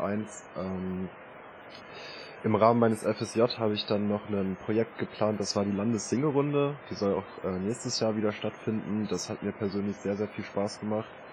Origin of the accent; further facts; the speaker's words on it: Braunschweig, Lower Saxony, Germany; also born or lived in Hannover; der Umzug zurück in meine Heimat Braunschweig